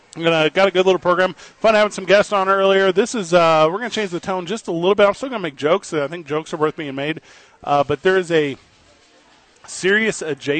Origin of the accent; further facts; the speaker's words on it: St. Louis, Missouri, United States; now in Albuquerque, United States; I've lived away from my hometown in St. Louis, Missouri for many years.